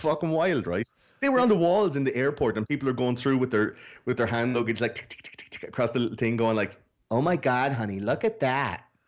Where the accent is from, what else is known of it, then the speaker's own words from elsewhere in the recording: Ireland; I'm fucking Irish.